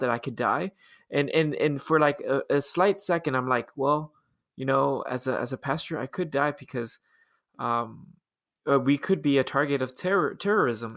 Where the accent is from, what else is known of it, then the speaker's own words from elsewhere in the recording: Los Angeles, California, United States; growing up, I grew up in Los Angeles, we always had earthquake drills